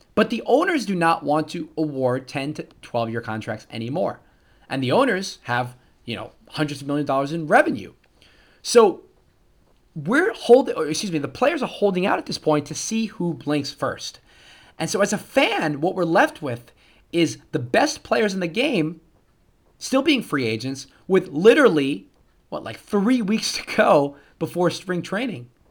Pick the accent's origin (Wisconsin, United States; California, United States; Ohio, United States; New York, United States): New York, United States; I'm a New Yorker